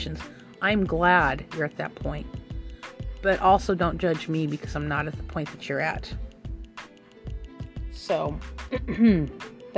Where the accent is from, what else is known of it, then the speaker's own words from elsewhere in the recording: Phoenix, Arizona, United States; now in West Virginia, United States; I'm actually originally from Phoenix